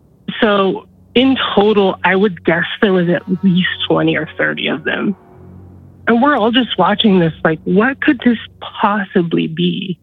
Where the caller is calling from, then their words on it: Nebraska, United States; I live in central Nebraska.